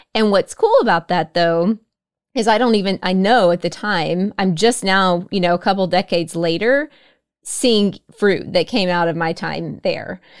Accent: Oklahoma, United States; I grew up in Oklahoma as well

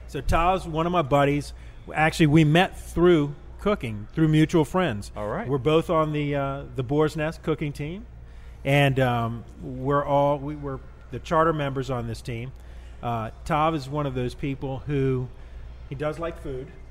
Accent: New Orleans, Louisiana, United States; growing up in New Orleans and going to school in New Orleans

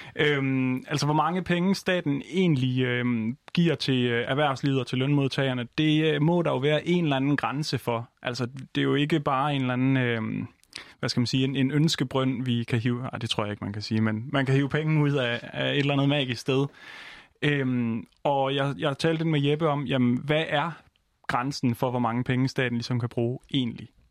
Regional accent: Denmark; now in Copenhagen, Denmark; jeg er jo jyde, så hele min familie er i, øh, i Jylland, og jeg selv sidder i København

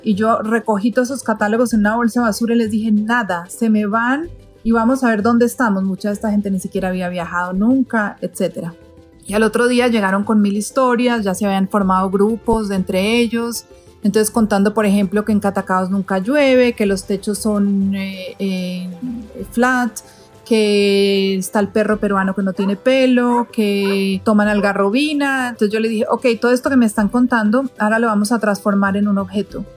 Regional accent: Colombia; Yo soy de Colombia

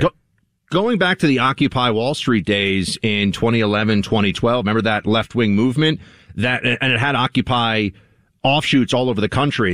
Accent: New York City, New York, United States; Until college as a New Yorker

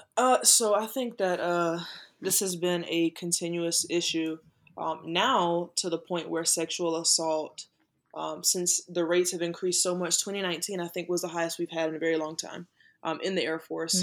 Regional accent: Manning, South Carolina, United States; growing up in South Carolina, in that Confederate state

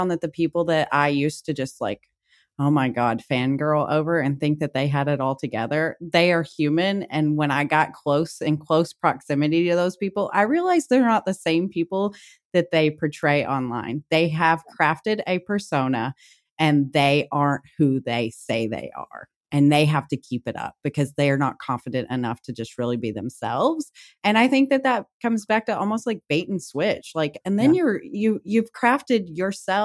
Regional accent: Kentucky, United States; I'm from the South, so I'm from Kentucky.

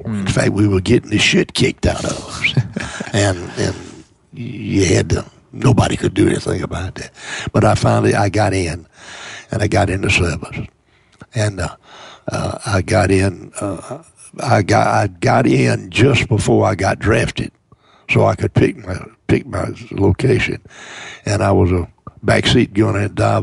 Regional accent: Mobile, Alabama, United States; I was born in South Alabama, born in Mobile

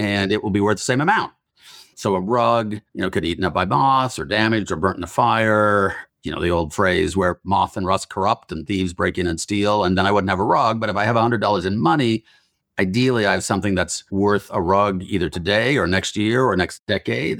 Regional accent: Utah, United States; Growing up in Utah

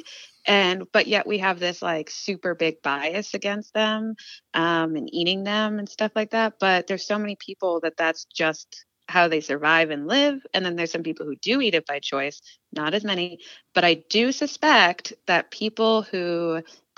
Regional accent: East Montpelier, Vermont, United States; I grew up in East Montpelier

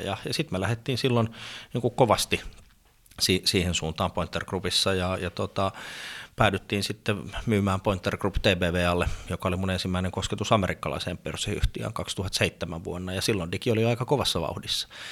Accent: Sastamala, Pirkanmaa, Finland; moved away; also born or lived in Helsinki; Mä oon kotoisin Sastamalasta, pieneltä paikkakunnalta yrittäjäperheestä

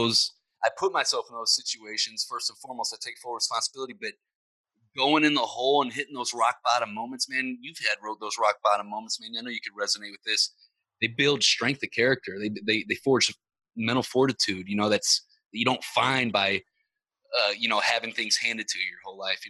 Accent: Ferguson, Missouri, United States; I grew up in Ferguson, Missouri

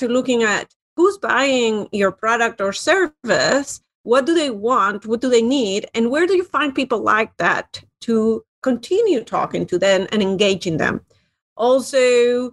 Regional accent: Spain; moved away as an adult; now in United States; I moved to the United States a long time ago and loved it, loved business, especially in the United States. And I come originally from Spain

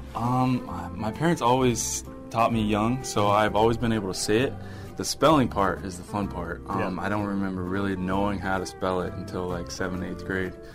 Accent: Hawaii, United States; moved away; I'm from Hawaii

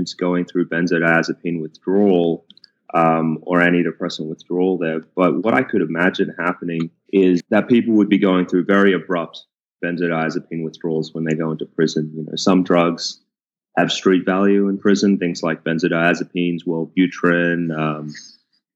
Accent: Sydney, New South Wales, Australia; moved away as an adult; also born or lived in Queensland; now in Houston, United States; I grew up in Sydney, Australia, and I went to the University of Queensland

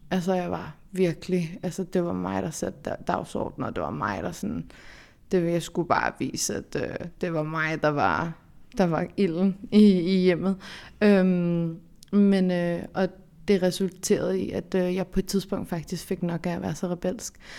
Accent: Denmark; så er jeg jo fra Danmark, kan man sige. Jeg øh, er opvokset her

